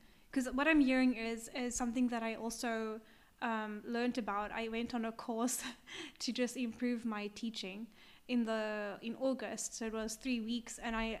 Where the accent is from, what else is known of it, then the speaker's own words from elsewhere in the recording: South Africa; now in Japan; I grew up in South Africa